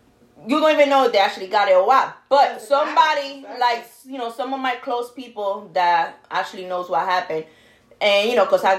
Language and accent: English; New York, United States; now in Florida, United States